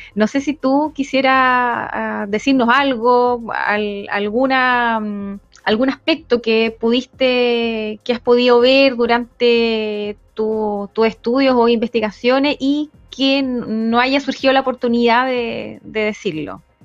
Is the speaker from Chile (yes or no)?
yes; Chile; nosotros como, chilenos